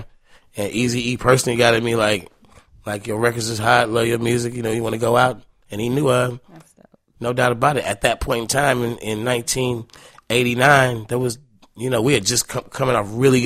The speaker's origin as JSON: {"language": "English", "town": "Oakland", "region": "California", "country": "United States", "said": "I'm from Oakland."}